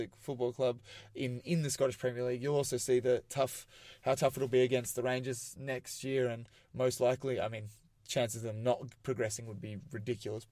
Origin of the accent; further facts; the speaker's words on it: Melbourne, Victoria, Australia; growing up in Australia, like, we've... Aussie rules is the big game